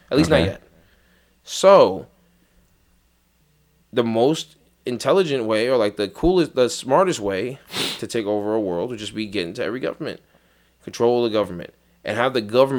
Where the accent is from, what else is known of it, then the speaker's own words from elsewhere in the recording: East New York, New York, United States; I'm from East New York. Shit like that don't happen to us.